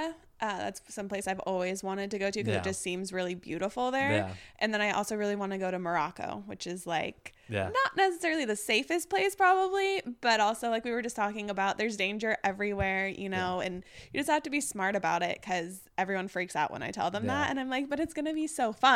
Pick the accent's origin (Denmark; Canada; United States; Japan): Japan; born there; Well, I was born in Japan and I mm-hmm. went back to Japan when I was like 12, 13.